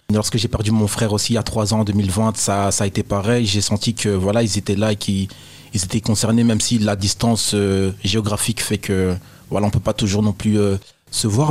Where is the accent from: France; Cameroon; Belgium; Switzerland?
Belgium; Brussels, Brussels-Capital Region; also born or lived in Nivelles; quand je parle de la maison, je parle de chez moi à Bruxelles